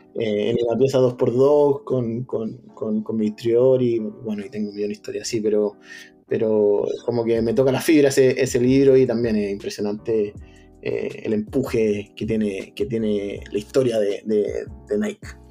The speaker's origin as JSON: {"language": "Spanish", "country": "Chile", "moved": "as an adult", "lives_now": "California, United States", "said": "tenemos un país maravilloso que es para disfrutarlo, Chile"}